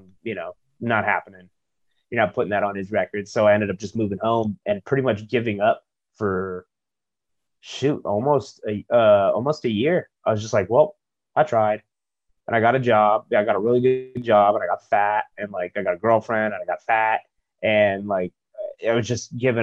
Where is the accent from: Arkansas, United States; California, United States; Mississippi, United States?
California, United States; Chula Vista; I grew up near the border in Chula Vista down South San Diego